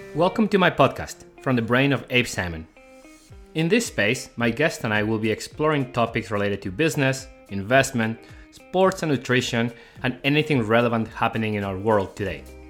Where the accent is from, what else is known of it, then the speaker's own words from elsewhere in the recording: Guadalajara, Jalisco, Mexico; now in Canada; I was born in Guadalajara, Mexico